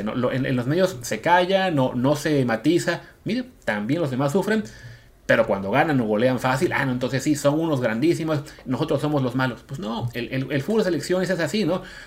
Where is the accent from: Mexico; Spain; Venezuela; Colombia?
Mexico